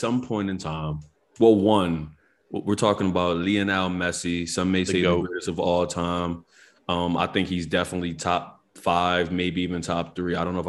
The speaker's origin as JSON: {"language": "English", "town": "Philadelphia", "region": "Pennsylvania", "country": "United States", "said": "We're from Philly"}